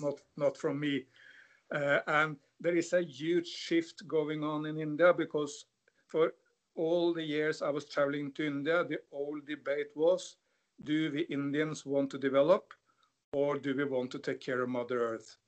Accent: Norway; growing up in Norway

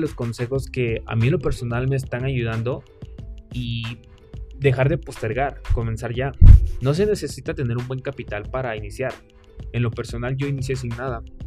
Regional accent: Villahermosa, Tabasco, Mexico; mexicano, nacido en Villahermosa, Tabasco

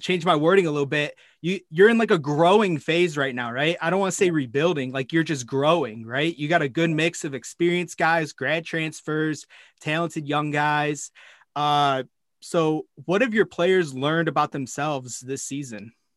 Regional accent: Indiana, United States; I'm from Indiana, but my dad's from Pittsburgh and he went to Pitt. So I grew up a big Pitt fan

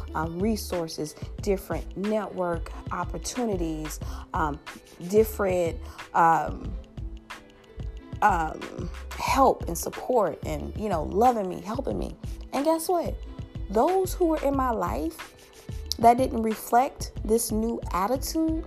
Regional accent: Louisiana, United States; my home state, Louisiana.

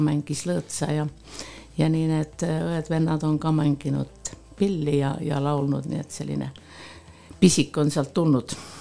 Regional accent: Põltsamaa, Jõgeva County, Estonia; also born or lived in Tallinn; ma olen äh, sündinud äh, Rõstla külas ja mul on oma sünnikodu ja oma vanemad ja ma olen käinud ka Põltsamaa keskkoolis

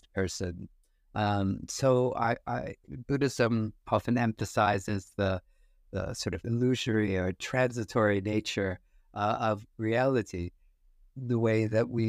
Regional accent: United States; growing up in the States

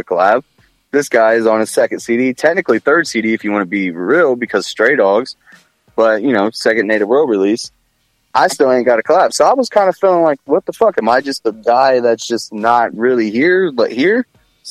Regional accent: Columbus, Ohio, United States; I'm from Columbus

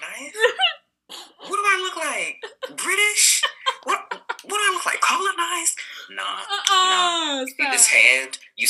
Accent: the South, United States; accent: southern; My accent's like off because it's like, you know, I do be from the south.

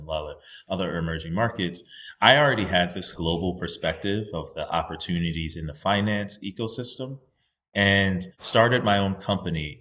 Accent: United States; I'm a Nigerian, right? My parents are both Nigerian immigrants to the United States, and I was born in the United States

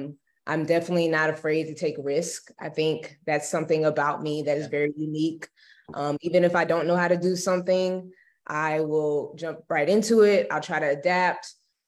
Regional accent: Jacksonville, Florida, United States; also born or lived in Gainesville, Florida; so I'm originally from Jacksonville, Florida. Yes. And so I pretty much was raised there majority of my life.

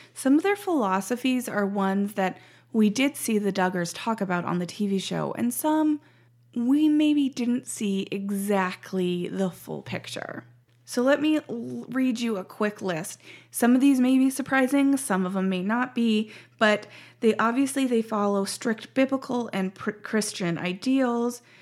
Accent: Montana, United States; moved away as an adult; also born or lived in Washington State; now in Ohio, United States; I grew up in Montana and spent the last three years in Washington.

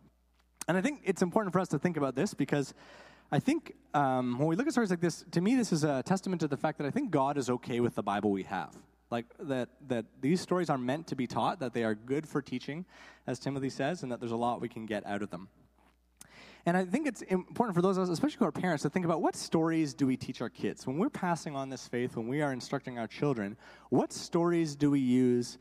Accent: Guelph, Ontario, Canada; I grew up in Guelph, Ontario

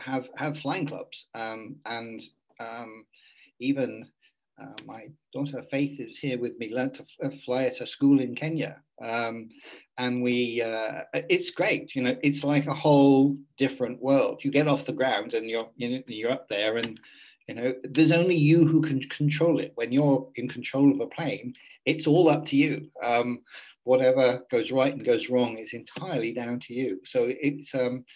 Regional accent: Cornwall, South West England, United Kingdom; moved away; I was born in Cornwall in England

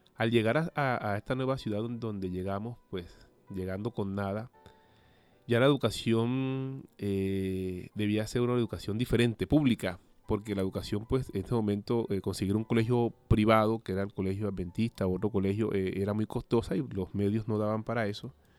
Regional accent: Cartagena, Bolívar, Colombia; moved away as an adult; now in Bilbao, Spain; soy de Colombia, específicamente de la ciudad Cartagena de Indias, una ciudad pues costera

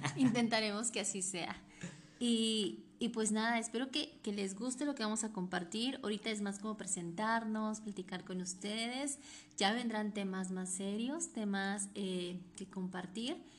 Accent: Oaxaca, Mexico; yo nací en el estado de Oaxaca

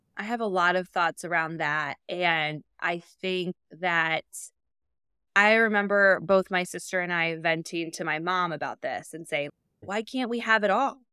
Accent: Indianapolis, Indiana, United States; moved away as an adult; also born or lived in Chicago; I live in the suburbs of Indianapolis. I relocated during the pandemic from Chicago to move back home and be close to my family

